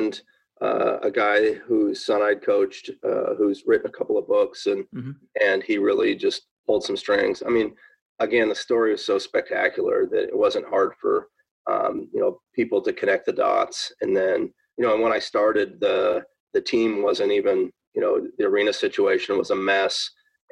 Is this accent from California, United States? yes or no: no; Seattle, Washington, United States; I was born and raised in Seattle